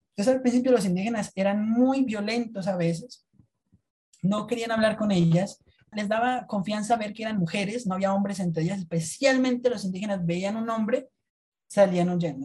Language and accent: Spanish; Colombia